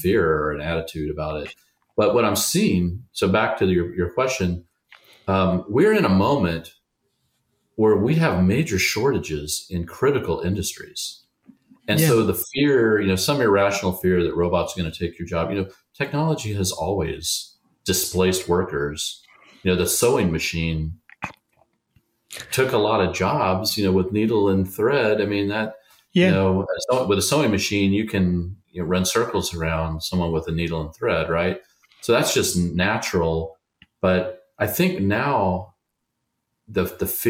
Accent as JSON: {"language": "English", "country": "United States", "said": "I'm an American, I'm a proud American"}